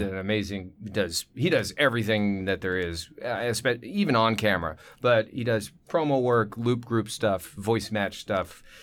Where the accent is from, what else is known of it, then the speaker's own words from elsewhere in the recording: Manhattan Beach, California, United States; also born or lived in Torrance; I was born and raised in South Bay, which is kinda rare